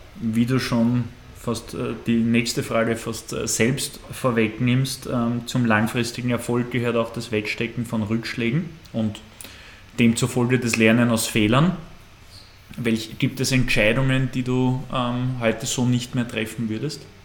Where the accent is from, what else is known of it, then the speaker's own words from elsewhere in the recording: Austria; Wir Österreicher